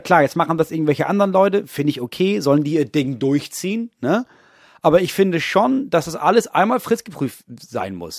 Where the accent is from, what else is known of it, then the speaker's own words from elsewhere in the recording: near Dithmarschen, Schleswig-Holstein, Germany; ich komme ja aus der Nähe von Dithmarschen, Schleswig-Holstein, größtes Kohlanbaugebiet Europas.